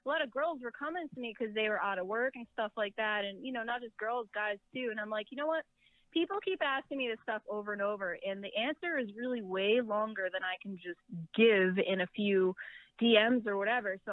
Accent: New England, United States; moved away; I'm from New England originally

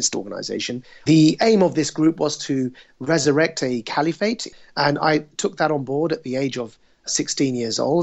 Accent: United Kingdom; I was born and raised in the United Kingdom

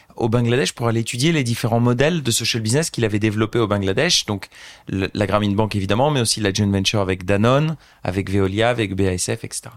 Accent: Beauvais, Hauts-de-France, France; moved away as an adult; also born or lived in Argentina / United Arab Emirates / United States / Brazil; j'ai grandi à Beauvais

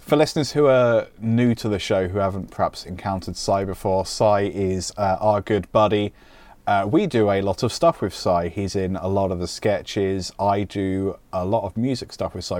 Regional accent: United Kingdom; I'm British

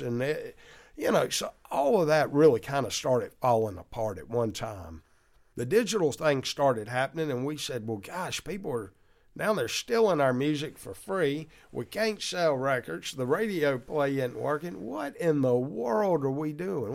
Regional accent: Mississippi, United States; our whole wife's growing up in Mississippi

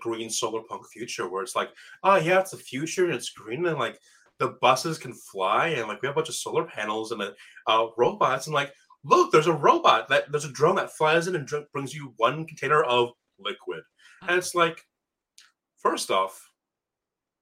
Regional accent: Michigan, United States; I grew up in Michigan, and the old joke was we have two seasons

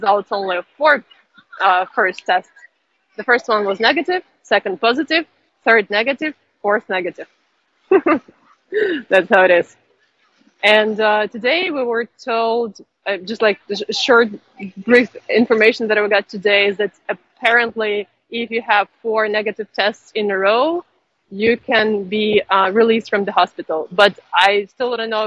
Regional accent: Ukraine; now in China; because I'm Ukrainian, I'm from Ukraine

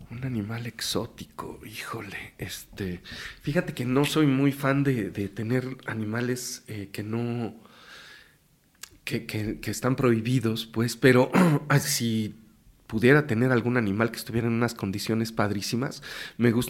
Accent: Mexico City, Mexico; Yo nací en la Ciudad de México, eh, mi padre es de la Huasteca Hidalguense, es, de Pachuca. Mm. Mi madre es de acá, de México y toda su familia. Y, yo nací aquí en la Ciudad de México.

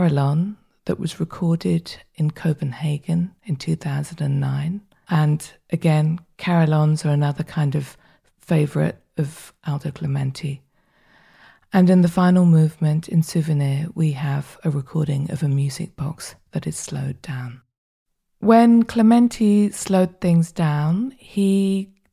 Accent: London, United Kingdom; moved away as an adult; now in Berlin, Germany; I was born in the United Kingdom and I grew up in southwest London, but now I live in Berlin

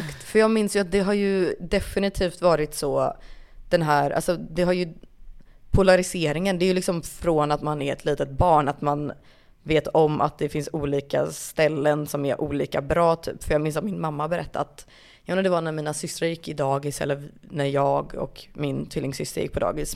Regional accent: Kungälv, Västra Götaland, Sweden; also born or lived in Rannebergen, Gothenburg; jag flyttade ju därifrån alldeles för tidigt för att känna någon sorts att det, det är ju inte en kanske. del av min identitet att jag föddes i Rannebergen

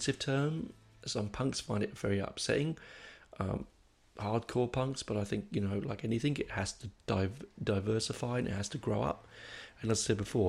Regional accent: London, United Kingdom; I grew up in Hendon

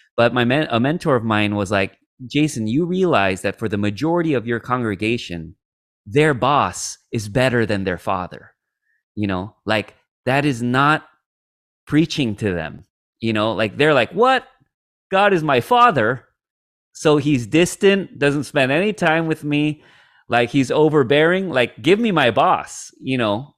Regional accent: United States; second generation Korean American like myself who, like, my parents were immigrants So, like, I grew up with a very, like, Kore-, you know, traditional Korean upbringing, um, but then I grew up in America

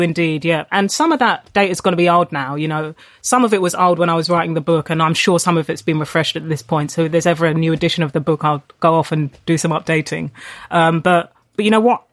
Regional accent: London, United Kingdom; I, I grew up in Tottenham, I went to school in Haringey

